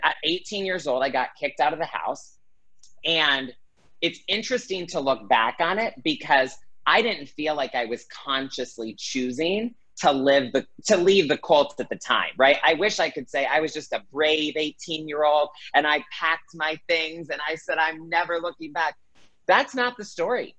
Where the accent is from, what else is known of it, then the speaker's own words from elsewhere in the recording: Greenville, South Carolina, United States; now in Los Angeles, United States; I grew up in Greenville, South Carolina, so I definitely have Southern roots in me